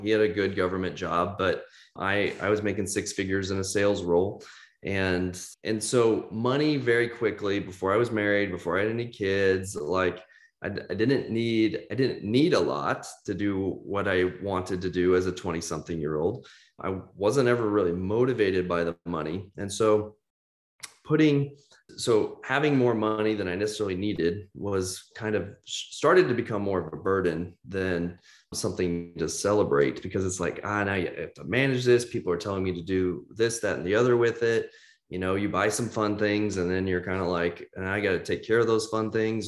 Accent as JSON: {"language": "English", "town": "Kansas City", "country": "United States", "also_born_or_lived": "Nashville, Tennessee", "moved": "as an adult", "said": "I'm from Kansas City originally, right square in the mid, the Midwest"}